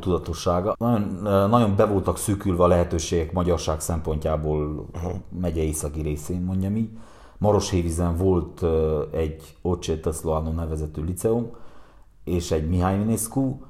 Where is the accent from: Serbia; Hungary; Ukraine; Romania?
Romania; Galócás, Harghita County; mi először, ö, tömbházban nőttünk fel. Galocásnak volt, ö, egy nagyon nagy gyára